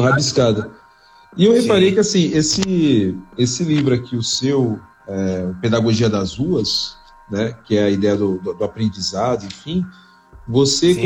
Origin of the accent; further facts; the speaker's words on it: São Paulo, Brazil; eu cresci na, na Zona Norte antes de vir para a Zona Sul